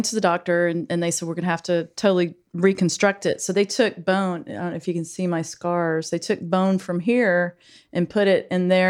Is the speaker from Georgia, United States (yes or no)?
yes; Brunswick, Georgia, United States; also born or lived in St. Simons Island, Georgia; I grew up in Brunswick.